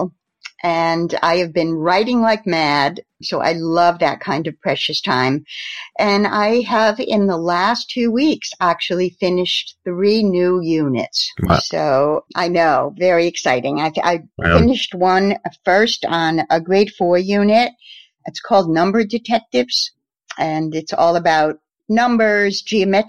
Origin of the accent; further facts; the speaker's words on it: Norwich, Connecticut, United States; moved away; also born or lived in New York; I'm originally from Norwich, Connecticut. And I live actually not far from my old hometown now